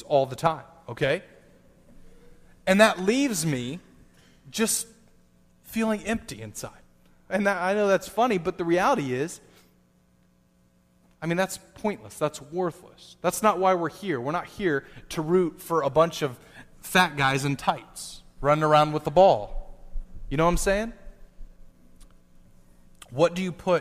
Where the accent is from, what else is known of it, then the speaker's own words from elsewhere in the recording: United States; Being an American, especially a Christian American